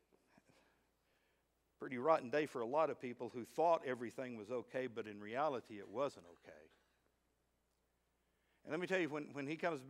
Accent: Midland, Texas, United States; moved away; also born or lived in Fort Smith, Arkansas; I grew up out in Midland, Texas.

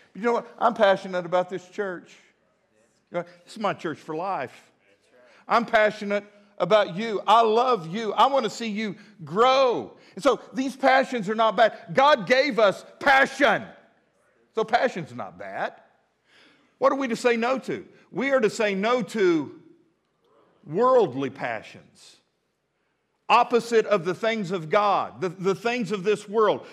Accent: Midland, Texas, United States; now in Fort Smith, United States; I grew up in Midland, Texas.

